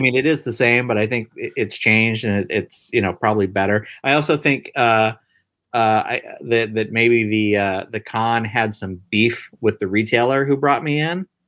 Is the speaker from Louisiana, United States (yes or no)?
no; Marysville, California, United States; I grew up in Marysville, Yuba City area, which is, uh, like, a farm towns, like, forty miles north of Sacramento, California